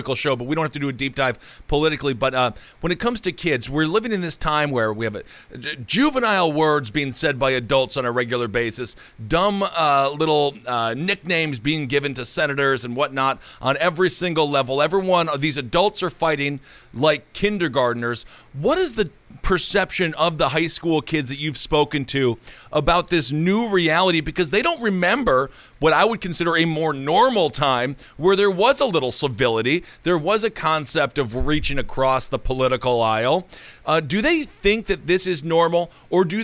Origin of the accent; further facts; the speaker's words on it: Wisconsin, United States; I'm from Wisconsin. It's very Midwest